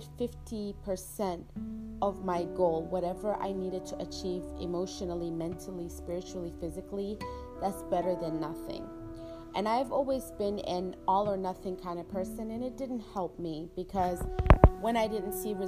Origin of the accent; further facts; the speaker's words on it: Virginia, United States; moved away; my hometown, Virginia